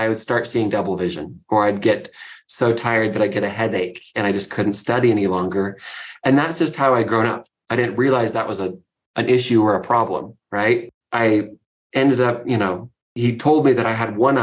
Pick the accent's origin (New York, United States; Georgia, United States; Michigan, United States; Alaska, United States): Alaska, United States; Fairbanks; So I grew up in Fairbanks, Alaska, which is a wonderful, wild place to live.